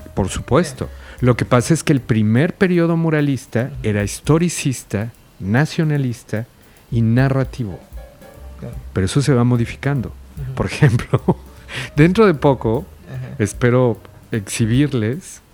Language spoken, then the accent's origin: Spanish; Mexico; el otro somos nosotros, es mexicano